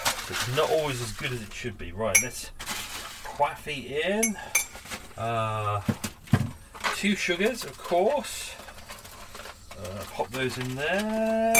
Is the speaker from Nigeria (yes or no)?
no; London, United Kingdom; Maybe it's because I'm a Londoner.